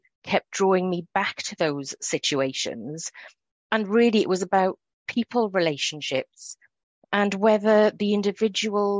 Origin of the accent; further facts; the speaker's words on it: Wales, United Kingdom; accent: Welsh; I'm sure listeners will be able to hear the Wales in my accent